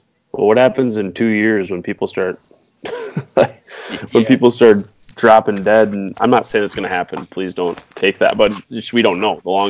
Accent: Wisconsin, United States; being that we are from Wisconsin

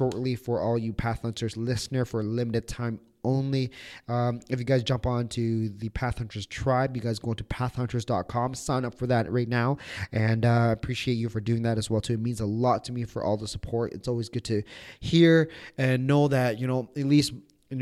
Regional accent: Toronto, Ontario, Canada; we're from Toronto

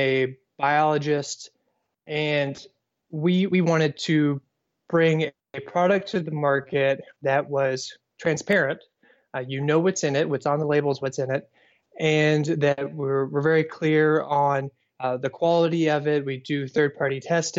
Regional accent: Owensboro, Kentucky, United States; also born or lived in Tennessee / Louisville, Kentucky / Indiana; I was born in Tennessee, but I never claim it because I moved before I was one. I grew up in Kentucky, in Owensboro, Kentucky

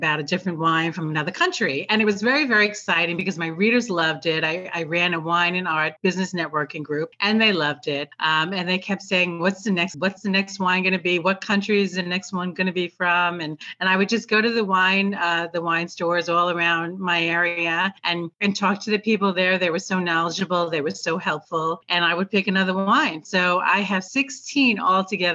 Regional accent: New York, United States; moved away as an adult; also born or lived in Long Island; now in Tampa, United States; I am such a New Yorker

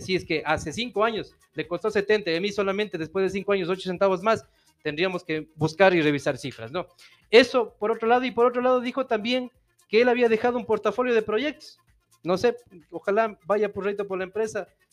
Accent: Puyo, Pastaza, Ecuador; moved away as an adult; now in Ambato, Ecuador; yo soy de la provincia de Pastaza, soy del Puyo

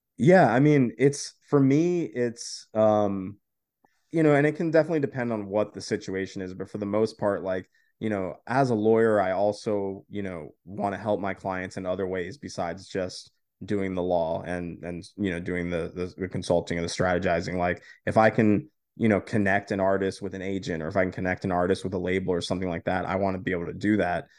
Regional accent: Florida, United States

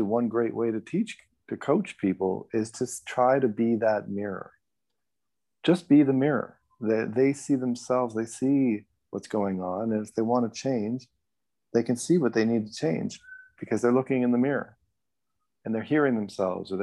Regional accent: Canada; raised as a Canadian

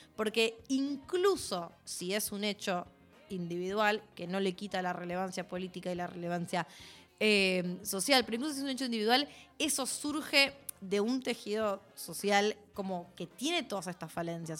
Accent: Argentina; como sociedad argentina

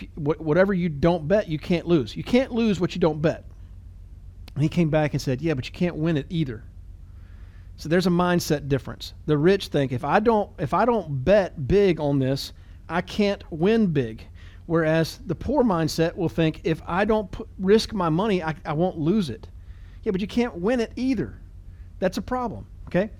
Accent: United States

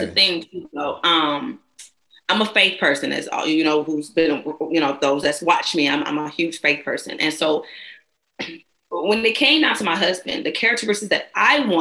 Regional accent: Georgia, United States; I'm a Georgia girl

